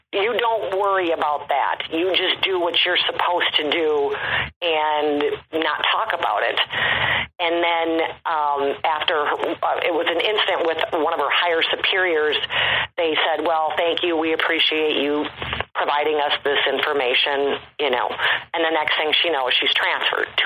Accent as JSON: {"language": "English", "region": "Midwest", "country": "United States", "tie": "born or raised there", "said": "I grew up in the Midwest"}